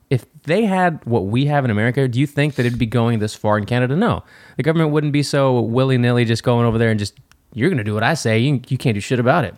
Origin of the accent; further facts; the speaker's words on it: United States; I'm American